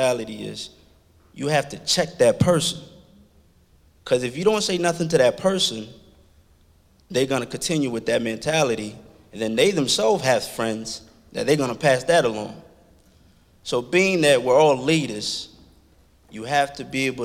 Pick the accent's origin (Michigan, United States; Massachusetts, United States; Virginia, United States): Virginia, United States; Washington, D.C. area, Virginia side, United States; also born or lived in Liberia; I'm originally from Africa, Liberia. I grew up in Washington, D.C. area on the Virginia side